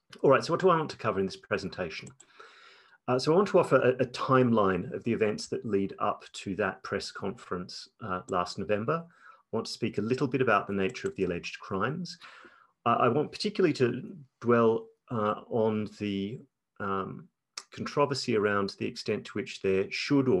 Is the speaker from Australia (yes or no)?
yes; Australia; also born or lived in United Kingdom; As an Australian present in Australia